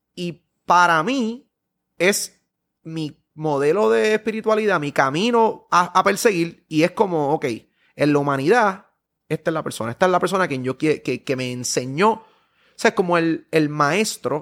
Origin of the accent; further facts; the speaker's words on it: Puerto Rico; yo sigo siendo puertorriqueño